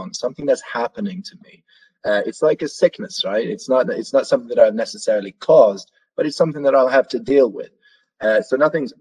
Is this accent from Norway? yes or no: yes; Norway; moved away; me growing up in Norway